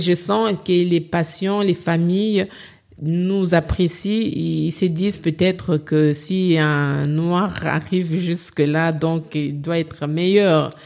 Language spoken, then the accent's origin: French; DR Congo; moved away as an adult; now in Paris, France; je suis congolaise